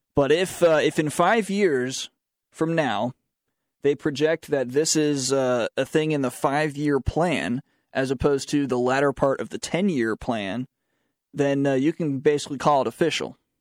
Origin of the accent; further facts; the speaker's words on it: Charlotte, North Carolina, United States; I am from Charlotte